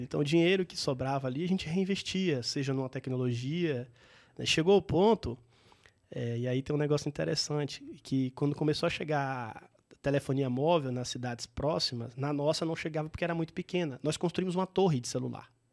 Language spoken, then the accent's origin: Portuguese; interior of Bahia, Brazil; also born or lived in Salvador; eu sou um baiano, de, do, nasci em Salvador, mas cresci no interior da Bahia